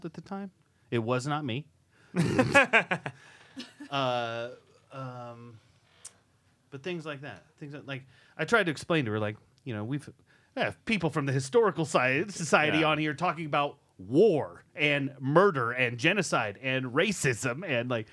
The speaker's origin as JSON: {"language": "English", "region": "Iowa", "country": "United States", "said": "I'm from Iowa"}